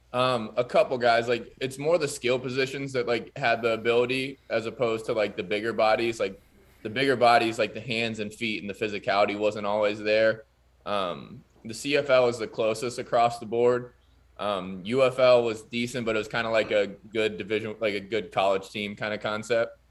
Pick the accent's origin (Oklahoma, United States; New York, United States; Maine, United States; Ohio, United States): Ohio, United States; Pickerington; my hometown, like, Pickerington, Pataskala, Ohio area.